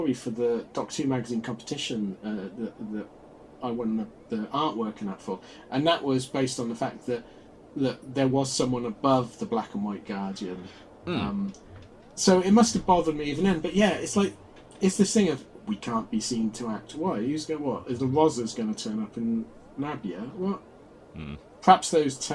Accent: Oxford, South East England, United Kingdom; I grew up in Oxford

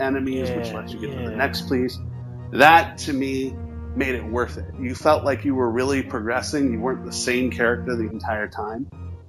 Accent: Cincinnati, Ohio, United States; I'm from Cincinnati. We don't have any professional hockey here

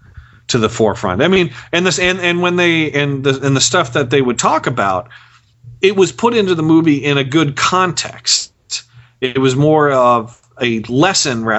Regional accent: Philadelphia, Pennsylvania, United States; now in Nashville, United States; and growing up in Philadelphia

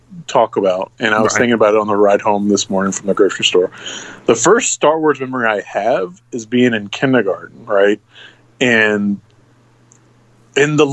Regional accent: Richmond, Virginia, United States; I am from Richmond, Virginia. Always born and raised, lived here all my life

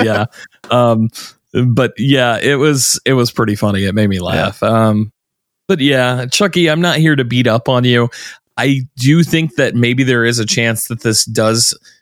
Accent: the South, United States; I'm from the South

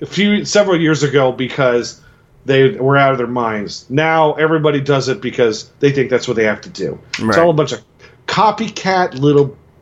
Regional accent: Philadelphia, Pennsylvania, United States; now in Nashville, United States; I'm from the Philadelphia area.

